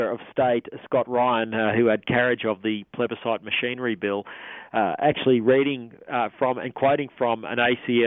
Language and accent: English; Australia; our fellow Australians